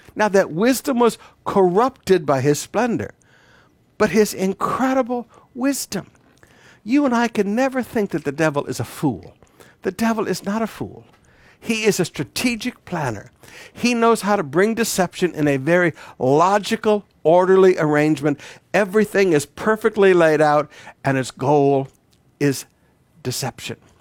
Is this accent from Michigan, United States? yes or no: yes; Flint and Detroit, Michigan, United States; moved away; As a young boy growing up, I grew up in the Black White Riots in the nineteen sixties in Flint and Detroit.